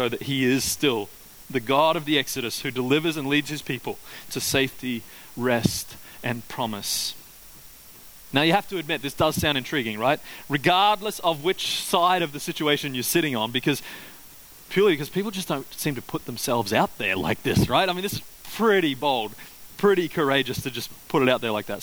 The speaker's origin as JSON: {"language": "English", "region": "Queensland", "country": "Australia", "tie": "born or raised there", "said": "growing up in Queensland"}